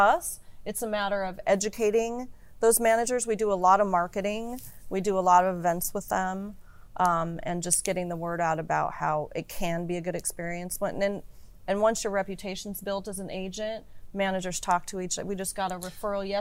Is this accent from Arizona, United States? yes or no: yes; Arizona, United States; now in Los Angeles, United States; I'm from a small town in Arizona